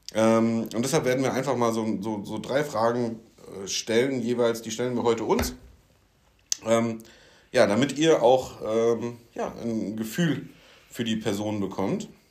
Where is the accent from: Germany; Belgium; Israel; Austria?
Germany; Rhine-Main; ich komme aus der Region Rhein-Main